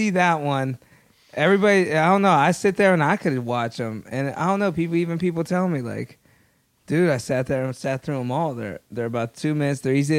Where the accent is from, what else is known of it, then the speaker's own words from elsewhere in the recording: Youngstown, Ohio, United States; Ohio. Little town, Youngstown.